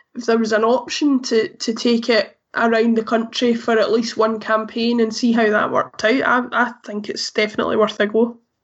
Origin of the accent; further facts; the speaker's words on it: Glasgow, Scotland, United Kingdom; I'm from Glasgow myself and so have the luxury of only being 20 minutes away from the stadium